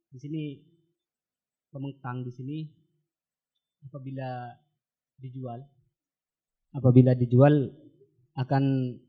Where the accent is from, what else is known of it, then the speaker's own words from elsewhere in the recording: Sumenep, East Java, Indonesia; pada konflik agraria di Sumenep khususnya di kalangan pesisir di daerah saya